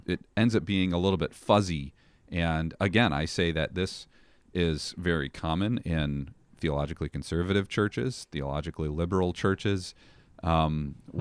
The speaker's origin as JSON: {"language": "English", "town": "Chicago", "region": "Illinois", "country": "United States", "tie": "born or raised there", "also_born_or_lived": "Elmhurst, Illinois / Plainfield, Illinois", "said": "born and raised in the Chicago area"}